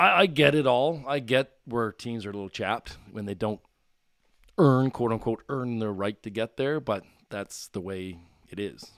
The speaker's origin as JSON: {"language": "English", "town": "Bedford", "region": "Nova Scotia", "country": "Canada", "tie": "born or raised there", "also_born_or_lived": "Sydney, Cape Breton"}